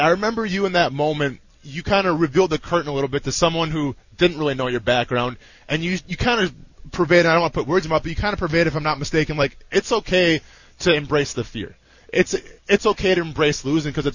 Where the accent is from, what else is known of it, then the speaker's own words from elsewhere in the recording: Wisconsin, United States; I grew up in Wisconsin, kind of from a very vocal family